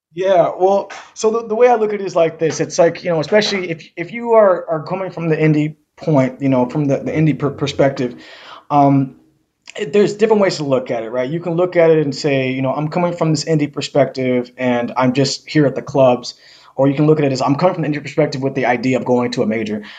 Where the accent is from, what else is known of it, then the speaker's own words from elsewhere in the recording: Seattle, Washington, United States; to grow up here